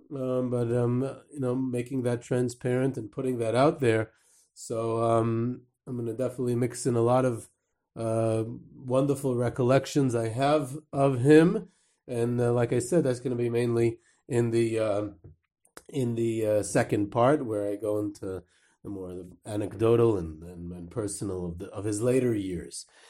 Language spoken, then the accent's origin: English; New York, United States; I'm from New York